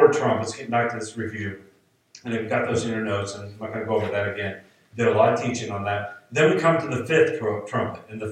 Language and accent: English; United States; I'm an American